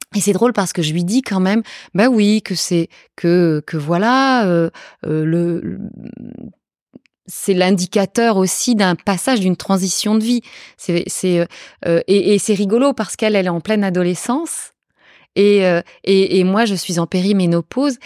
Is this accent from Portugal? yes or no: yes; Portugal; moved away; je suis portugaise. Je suis née au Portugal